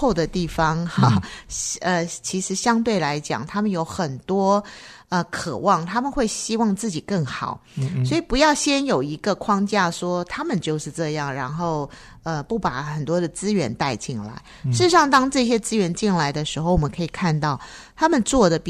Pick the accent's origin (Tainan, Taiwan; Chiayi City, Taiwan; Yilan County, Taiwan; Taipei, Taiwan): Taipei, Taiwan; 因为说实在，我从台北过来，